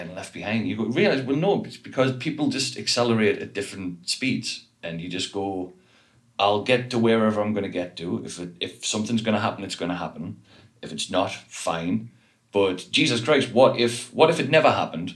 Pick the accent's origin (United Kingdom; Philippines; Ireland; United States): United Kingdom; the Northeast, North East England; I was from the Northeast